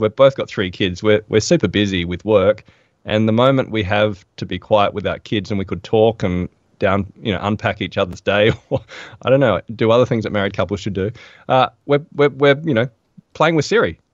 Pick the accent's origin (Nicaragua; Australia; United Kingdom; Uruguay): Australia; Adelaide, South Australia; moved away; I'm from Adelaide originally